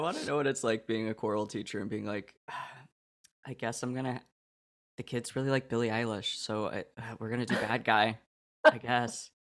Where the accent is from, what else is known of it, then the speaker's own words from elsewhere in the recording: Oregon, United States; moved away; also born or lived in Illinois; I'm from Oregon.